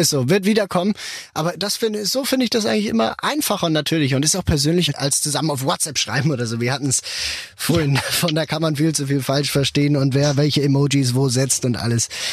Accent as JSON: {"language": "German", "country": "Switzerland", "also_born_or_lived": "Basel", "said": "wir Schweizer"}